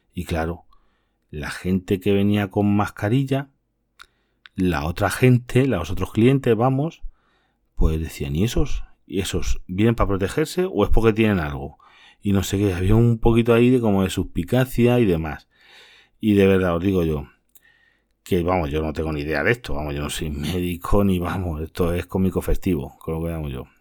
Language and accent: Spanish; Castilla-La Mancha, Spain; otras comunidades como la mía que es Castilla-La Mancha